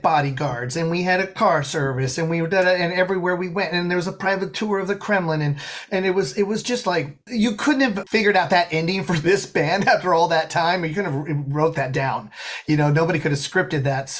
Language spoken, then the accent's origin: English; Colorado, United States; I grew up in Colorado.